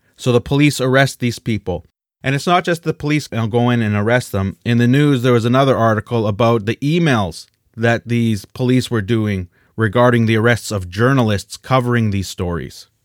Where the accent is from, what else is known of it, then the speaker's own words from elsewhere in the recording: Canada; we're Canadian